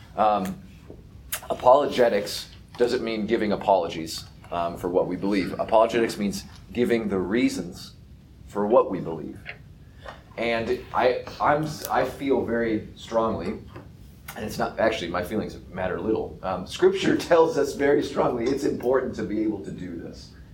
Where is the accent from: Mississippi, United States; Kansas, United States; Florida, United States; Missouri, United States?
Kansas, United States; Topeka; I grew up in Topeka and I went to Catholic schools